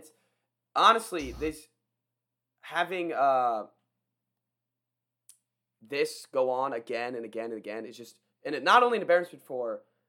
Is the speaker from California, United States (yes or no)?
no; Maryland, United States; we're from Maryland